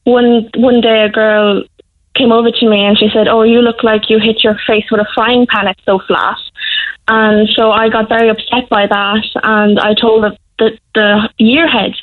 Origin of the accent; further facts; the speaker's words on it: Ireland; also born or lived in China; I was adopted when I was one, and I'm fully Irish, and I've lived in Ireland my whole life